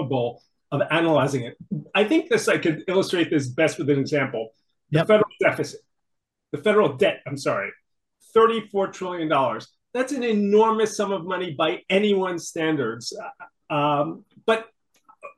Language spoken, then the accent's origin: English; New York City, New York, United States; I grew up in New York City in a family that often faced financial difficulties